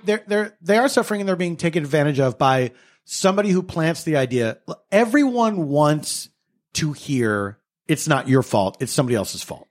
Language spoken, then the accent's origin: English; United States; we grew up in America